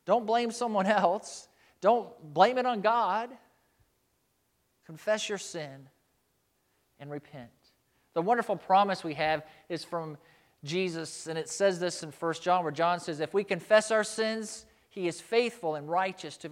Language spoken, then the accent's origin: English; United States; as American Christians